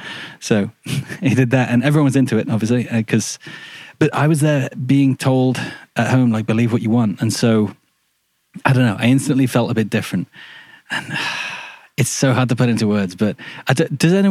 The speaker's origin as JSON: {"language": "English", "town": "Shrewsbury", "region": "West Midlands", "country": "United Kingdom", "tie": "born or raised there", "also_born_or_lived": "Australia", "moved": "yes", "said": "I was born in Shrewsbury, which is a town in Shropshire"}